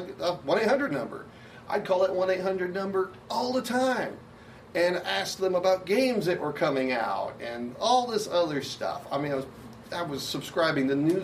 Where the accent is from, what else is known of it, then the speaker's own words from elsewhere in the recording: Garland, Texas, United States; I was in Garland, Texas, my hometown, where I grew up